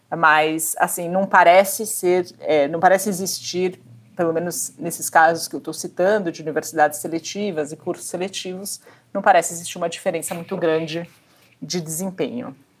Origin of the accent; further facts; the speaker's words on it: Brazil; eu cresci no Brasil